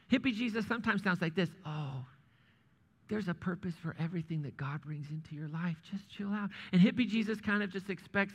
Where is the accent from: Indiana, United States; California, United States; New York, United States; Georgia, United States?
Indiana, United States; moved away as an adult; also born or lived in Kansas / Missouri / New England; grew up in Indiana